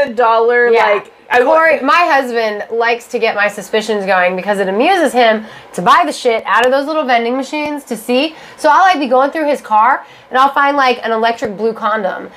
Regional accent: Texas, United States; I'm from Texas

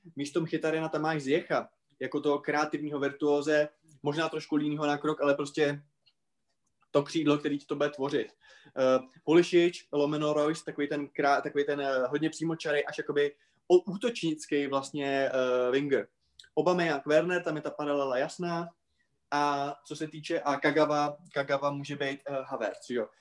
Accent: Moravia, Czechia; u nás na Moravě

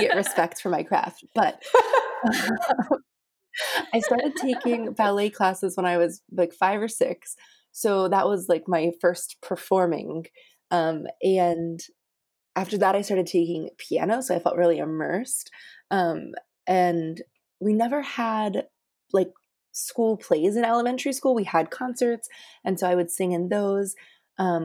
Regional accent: Johnstown, Pennsylvania, United States; I grew up in Johnstown, Pennsylvania.

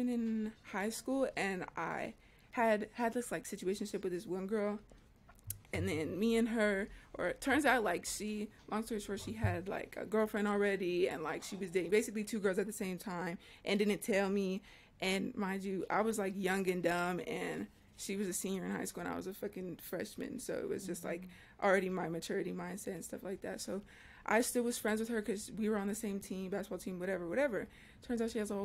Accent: California, United States; we're all from California. We all live in California

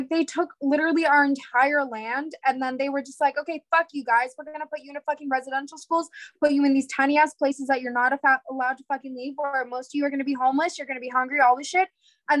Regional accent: Midwest, United States; I grew up in the Midwest, but I also like traveled around, so I know parts from every coast and every area of the country.

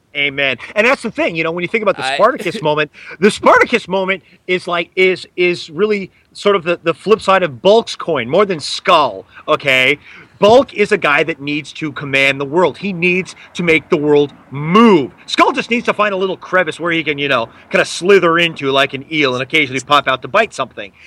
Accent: Los Angeles, California, United States; growing up in Los Angeles

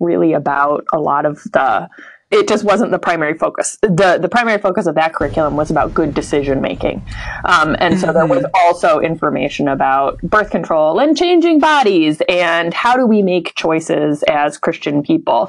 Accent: Illinois, United States; I grew up in Illinois

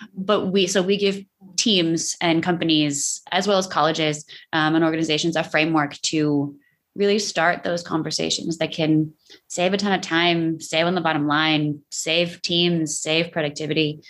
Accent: New York, United States; I'm the New Yorker

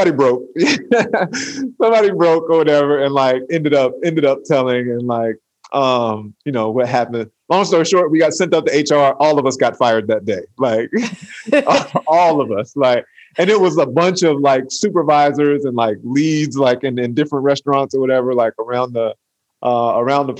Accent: Atlanta, Georgia, United States; I'm from Atlanta

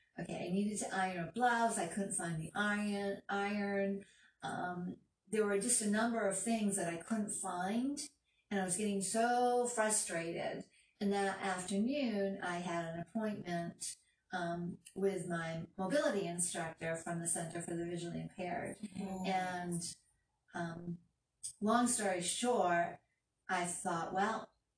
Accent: Maine, United States; now in Florida, United States; I'm originally from Maine

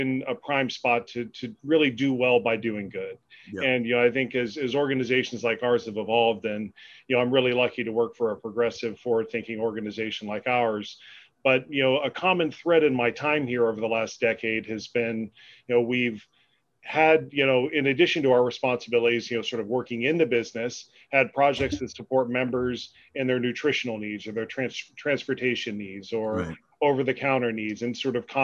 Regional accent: Pennsylvania, United States; also born or lived in Albuquerque, New Mexico; my career, you know, in public policy led me back home to my home state in you know, Harrisburg

